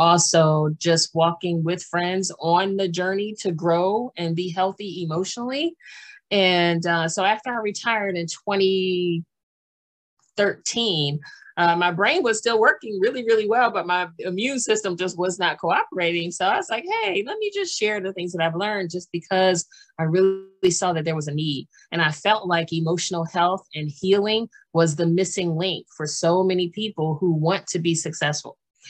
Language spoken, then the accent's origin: English; Washington, District of Columbia, United States; born there; also born or lived in Maryland / Pennsylvania / New Jersey / North Carolina; I was born in Washington, D.C., and I've lived in Maryland and Pennsylvania and New Jersey. And Pennsylvania. And then we went to North Carolina and also lived in Georgia.